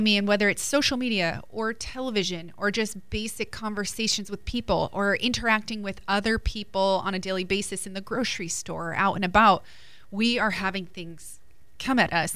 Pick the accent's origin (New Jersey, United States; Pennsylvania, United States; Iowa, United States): New Jersey, United States; I'm from Jersey